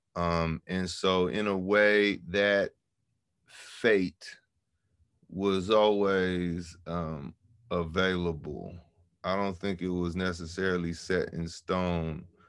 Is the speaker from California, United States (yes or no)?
yes; San Francisco, California, United States; growing up in San Francisco